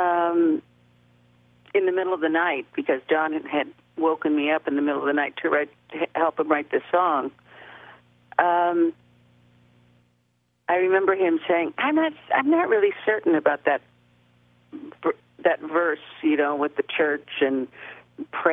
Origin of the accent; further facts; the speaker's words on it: Los Angeles, California, United States; also born or lived in Mexico City / New York; I was born and raised almost entirely in Los Angeles